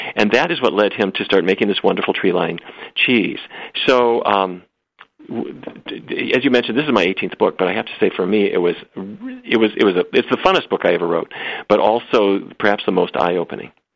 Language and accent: English; Fargo, North Dakota, United States; when I grew up in Fargo, North Dakota, it was roast beef, baked potatoes, and corn every day